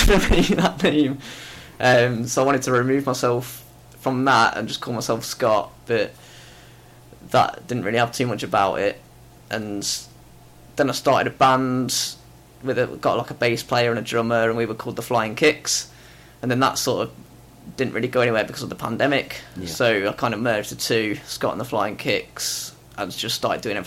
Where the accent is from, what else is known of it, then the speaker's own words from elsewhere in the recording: Leicester, East Midlands, United Kingdom; moved away as an adult; now in Warrington, United Kingdom; originally I'm from Leicester. I moved to Warrington about 9 years ago.